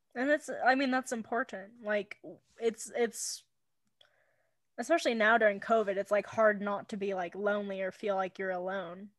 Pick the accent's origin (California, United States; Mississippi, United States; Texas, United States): California, United States; moved away as an adult; now in Wyoming, United States; I'm from California. I'm allowed to be a little snobby California person